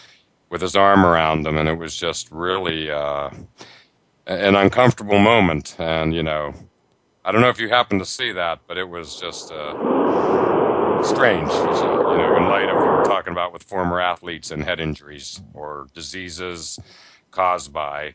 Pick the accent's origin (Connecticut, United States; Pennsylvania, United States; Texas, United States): Pennsylvania, United States; Pittsburgh; now in Boston, United States; I'm located here in Boston, to watch, but I grew up in Pittsburgh